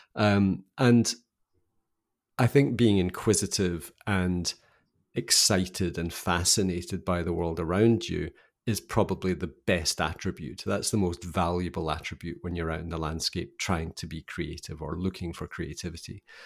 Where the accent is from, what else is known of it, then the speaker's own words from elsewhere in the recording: Scottish Highlands, Scotland, United Kingdom; So I grew up in Scotland, in the kinda highlands of Scotland.